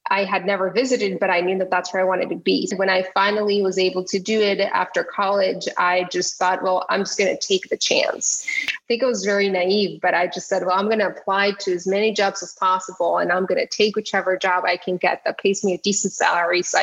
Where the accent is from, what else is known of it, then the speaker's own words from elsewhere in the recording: Tijuana, Baja California, Mexico; moved away; I grew up in Tijuana